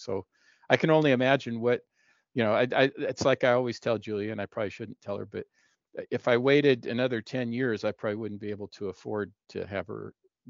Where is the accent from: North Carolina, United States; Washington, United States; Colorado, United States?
Washington, United States; Seattle; moved away; I'm originally from Seattle